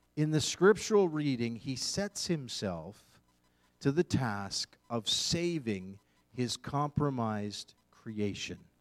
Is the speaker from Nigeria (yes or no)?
no; Eastern Canada, Canada; moved away as an adult; now in Western Canada, Canada; I am born and raised in Eastern Canada